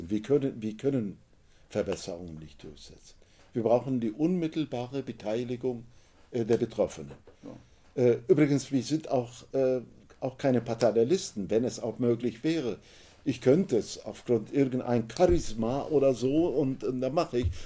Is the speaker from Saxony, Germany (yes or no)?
no; Düsseldorf, North Rhine-Westphalia, Germany; Ja, es ist mir, ich komme aus Düsseldorf. Düsseldorf ähm, war ehemals ein Zentrum der Schwerindustrie.